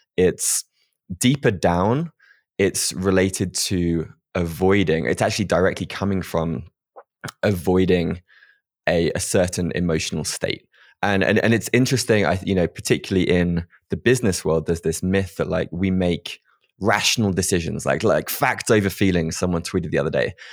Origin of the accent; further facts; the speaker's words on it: United Kingdom; being British